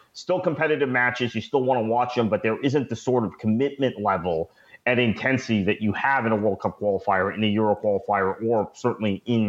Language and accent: English; United States; as an American.